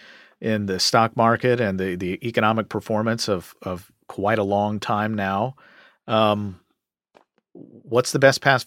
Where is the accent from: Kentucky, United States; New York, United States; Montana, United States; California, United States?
Kentucky, United States; my home state of Kentucky